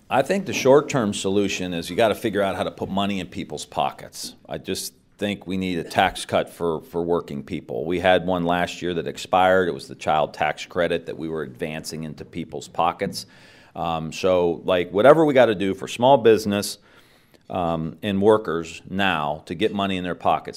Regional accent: Mahoning Valley, Ohio, United States; I'm from the Mahoning Valley. Like, it's corrupt. All, all my friends have left, and I'm, I'm gonna stay here

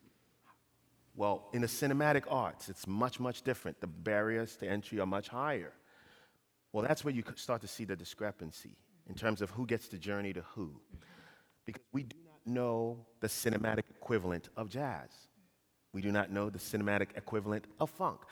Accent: Ghana; moved away; also born or lived in Kent, Ohio; I was born and raised in Ghana

